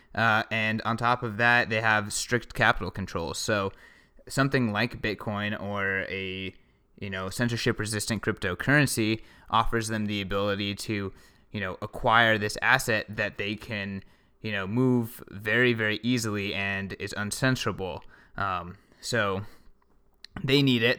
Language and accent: English; United States; I'm American